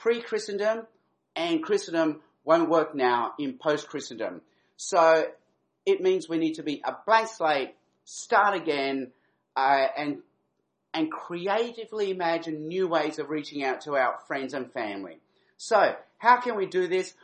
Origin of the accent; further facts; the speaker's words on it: Adelaide, South Australia, Australia; moved away; I'm actually an Adelaide boy at heart. I grew up in Adelaide. I went to primary school in Adelaide.